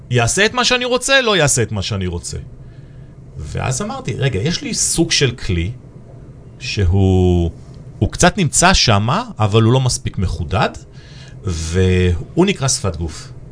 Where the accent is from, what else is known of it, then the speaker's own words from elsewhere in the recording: Nigeria; also born or lived in Ethiopia / Ivory Coast / England / United States; now in Israel; עברנו גם המון תרבויות, כי גם בניגריה היינו ובאתיופיה ואייברי קוסט ואנגליה וארצות הברית ובכל מקום הרגשתי סוג של אאוטסיידר.